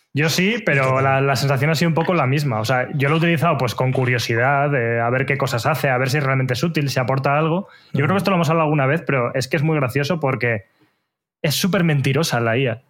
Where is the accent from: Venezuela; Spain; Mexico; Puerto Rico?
Spain; Torrelodones, Community of Madrid; mi pueblo, de Torrelodones